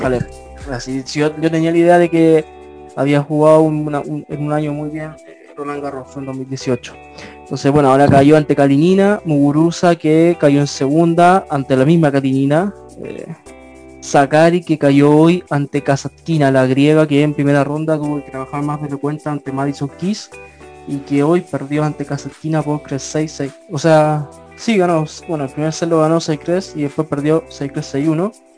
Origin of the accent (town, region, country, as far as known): Chile